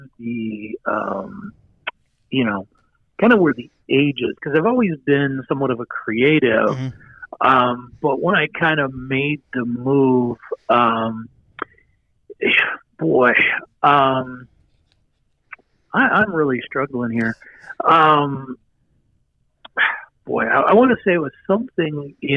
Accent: Ashtabula, Ohio, United States; I'm originally from a very small town in northeast Ohio, right on the Pennsylvania border and Lake Erie, called Ashtabula

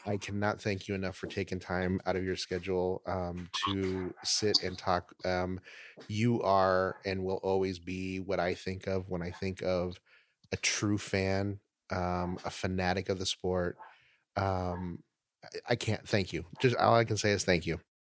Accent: Oregon, United States; I'm from Oregon

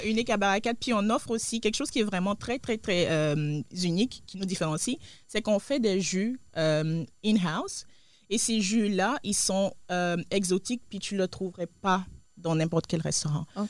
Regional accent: Côte d’Ivoire; moved away; je viens de la Côte d'Ivoire, de l'Afrique de l'Ouest

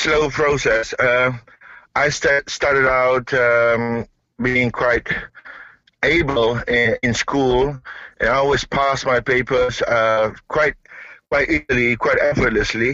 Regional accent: East Malaysia, Malaysia; I'm from Malaysia.

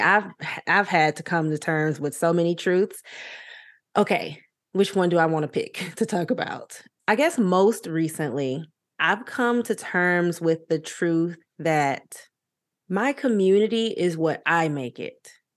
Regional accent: Louisiana, United States; now in Los Angeles, United States; I'm from Louisiana, live in Los Angeles, all my family is in Louisiana

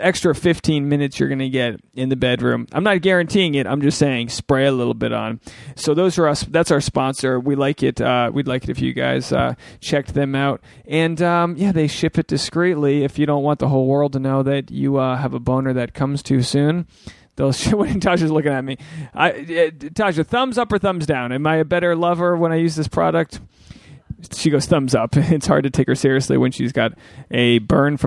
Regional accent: Rhode Island, United States; I'm from Rhode Island

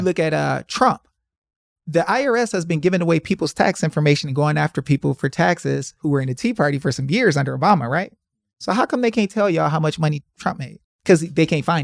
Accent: Detroit, Michigan, United States; I'm from Detroit.

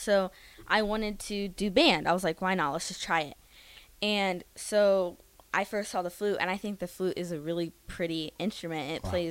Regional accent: Lincoln, Nebraska, United States; So I was born and raised in Lincoln. Okay. I went to Adams Elementary here, K through 5, and now I go to Scott Middle School. I'm going to be a 7th grader.

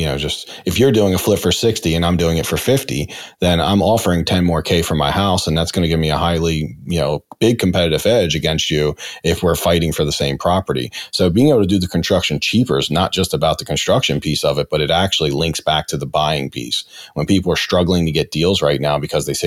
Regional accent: Baltimore, Maryland, United States; I'm from Brooklyn, Baltimore

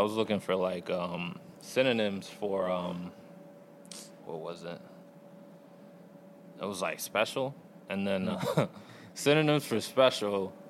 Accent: Norwich, Connecticut, United States; also born or lived in New London, Connecticut; But I was born in New London, Connecticut. I was around 5 years old when I moved to Norwich.

